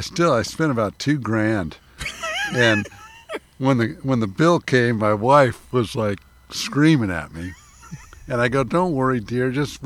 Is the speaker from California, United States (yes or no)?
yes; Los Angeles, California, United States; now in Napa Valley, United States; We grew up in Los Angeles